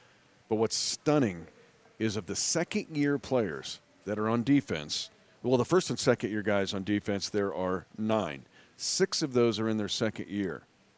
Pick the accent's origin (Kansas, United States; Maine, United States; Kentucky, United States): Kansas, United States; Athol; I'm actually from Athol.